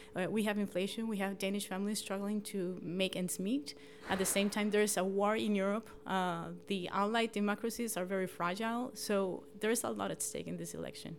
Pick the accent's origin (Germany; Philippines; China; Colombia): Colombia; moved away as an adult; now in Gladsaxe, Denmark; I'm forty-one, and I'm originally from Colombia